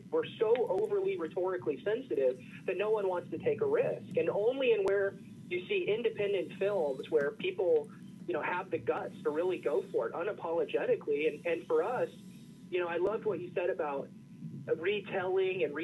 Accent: Kansas, United States; I grew up in Kansas

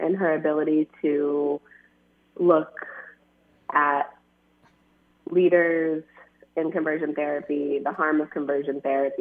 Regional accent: Florida, United States; I grew up evangelical and in Florida

